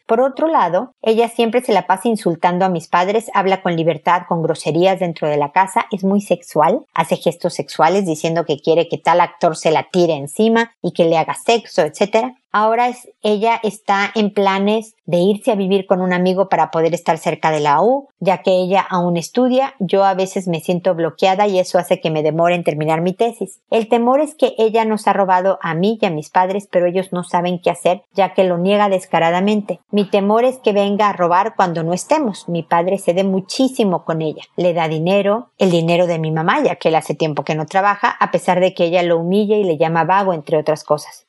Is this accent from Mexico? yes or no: yes; Mexico